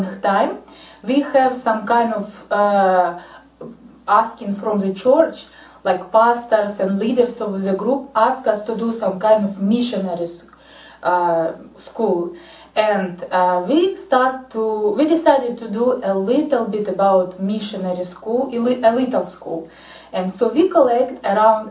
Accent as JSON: {"language": "English", "country": "Ukraine", "said": "I'm from Ukraine."}